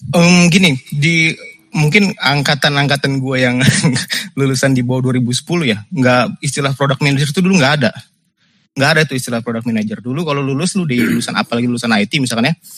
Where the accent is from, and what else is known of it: Indonesia